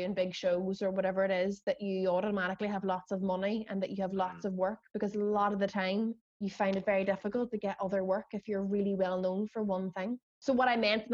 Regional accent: Derry, Northern Ireland, United Kingdom; we're from Derry

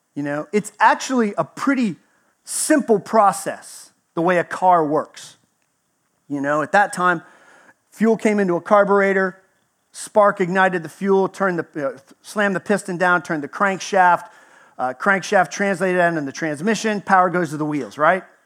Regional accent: Texas, United States; moved away; I grew up in Texas, spent 20, year 20 years there, so I almost made native status.

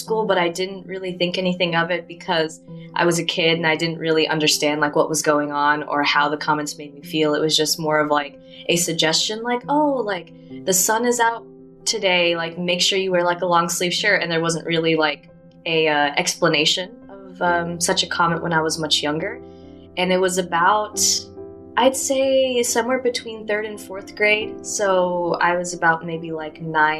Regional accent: Athens, Tennessee, United States; moved away as an adult; in my hometown, it was mostly a white American population

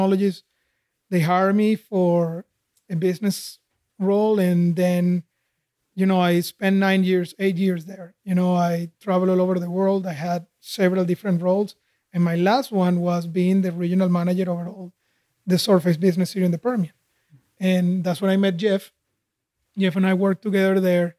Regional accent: Caracas, Capital District, Venezuela; moved away as an adult; also born or lived in Houston; now in United States; I grew up in Caracas, Venezuela

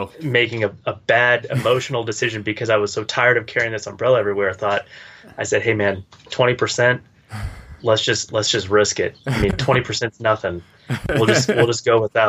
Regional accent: United States; as an American

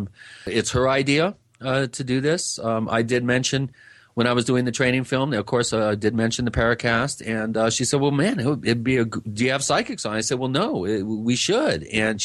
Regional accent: Long Island, New York, United States; I should say I'm from Long Island. I'm Italian, so I may be partial

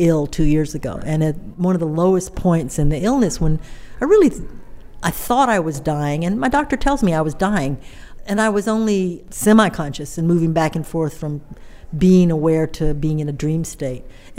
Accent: Southern United States, United States; And in some ways, claiming respect as a Southerner is the hardest. You know, we are a disreputable people.

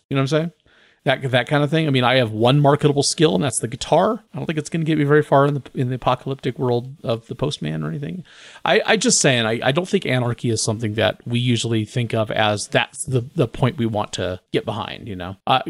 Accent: United States; as an American viewer

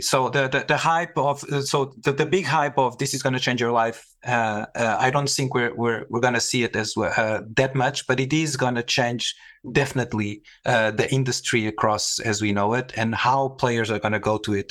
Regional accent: Portugal; moved away; also born or lived in Middle East; I was, uh, born and raised in Portugal in, in an airbase

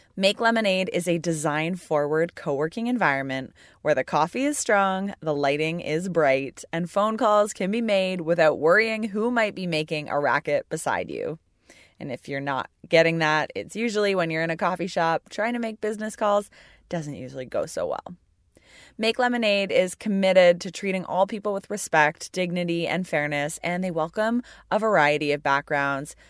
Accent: Burlington, Ontario, Canada; Burlington, Ontario

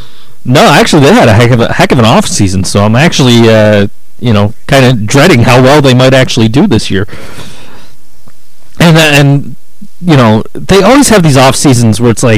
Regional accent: Buffalo, New York, United States; I'm from Buffalo. That's like a six-hour drive.

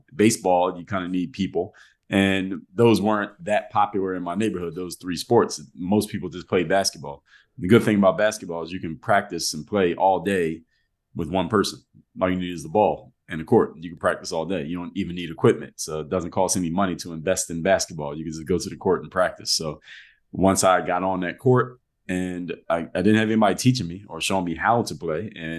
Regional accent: Philadelphia, Pennsylvania, United States; moved away as an adult; now in Miami, United States; I grew up in Philadelphia, Pennsylvania, born and raised. So I moved to Miami as an adult.

